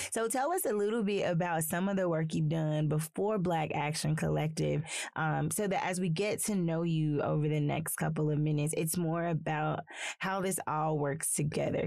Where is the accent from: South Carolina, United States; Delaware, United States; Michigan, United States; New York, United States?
South Carolina, United States; also born or lived in Athens, Georgia; now in Northwest Arkansas, United States; I'm from South Carolina, so I'm from the South